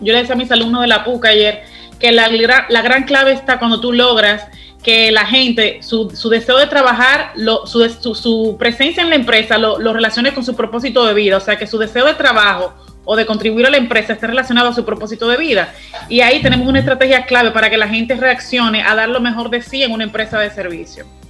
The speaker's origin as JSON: {"language": "Spanish", "country": "Dominican Republic", "said": "la actitud tan buena que tenemos como dominicanos"}